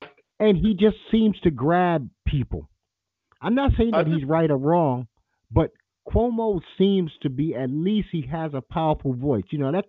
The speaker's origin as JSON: {"language": "English", "town": "New York City", "region": "New York", "country": "United States", "tie": "born or raised there", "said": "I grew up, for the first 15 years of my life, it was Reed Avenue."}